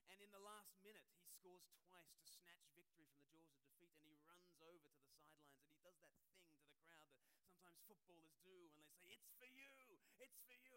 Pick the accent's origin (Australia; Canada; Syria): Australia; moved away as an adult; now in United Kingdom; I speak perfectly normally, but uh, I grew up in Australia and I've lived.